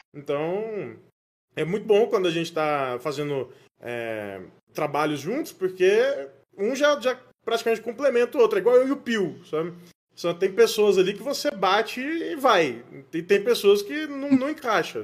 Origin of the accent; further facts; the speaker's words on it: Goiás, Brazil; moved away as an adult; also born or lived in São Paulo; voltei para Goiás, né, minha terra natal